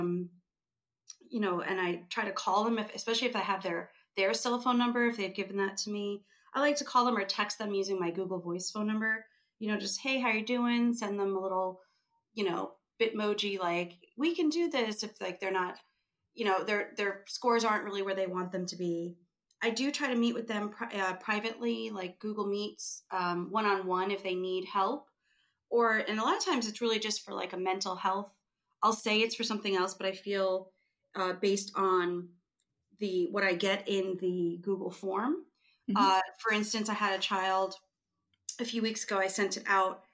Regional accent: New York, United States; moved away; I'm from New York originally

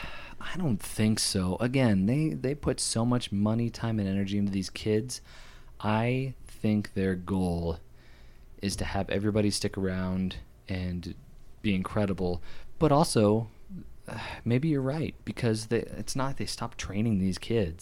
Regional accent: United States; I'm an American

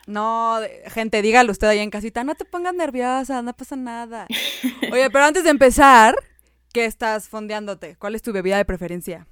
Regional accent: Mexico; Yo soy mexicana

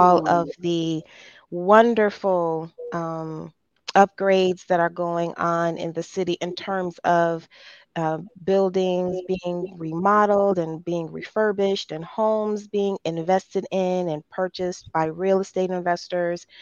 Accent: Detroit, Michigan, United States; I take great pride in being from the city of Detroit.

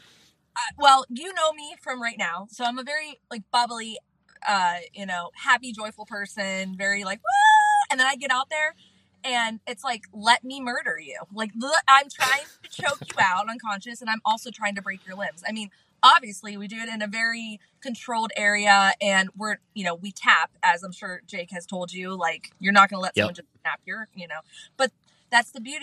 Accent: Canfield, Ohio, United States; now in Florida, United States; I was born and raised in Canfield, Ohio

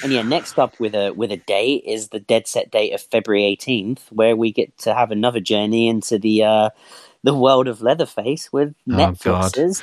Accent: Ireland; being Irish

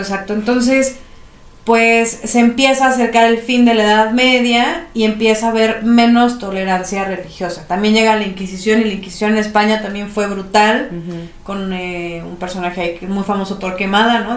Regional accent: Mexico; los que ahora somos mexicanos

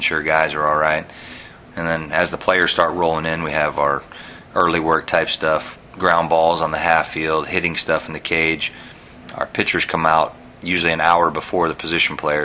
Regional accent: Sarasota, Florida, United States; also born or lived in Michigan; I was born in Michigan, but I've been here in Sarasota most of my life

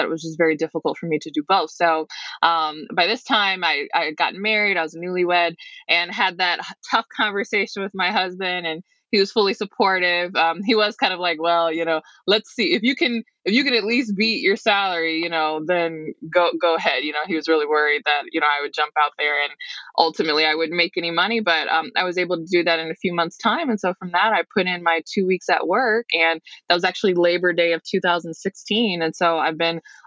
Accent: Detroit, Michigan, United States; I'm from the Detroit metro area.

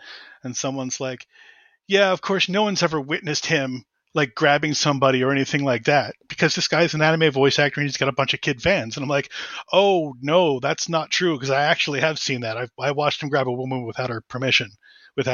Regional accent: Doylestown, Pennsylvania, United States; I did. I was born in Doylestown, Pennsylvania.

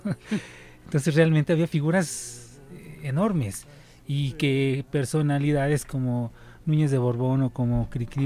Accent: Mexico; born or raised there

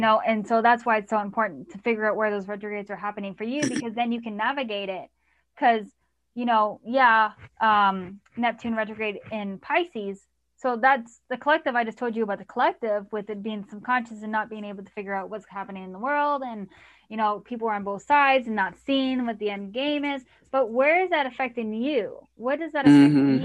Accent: Canada; I'm Canadian

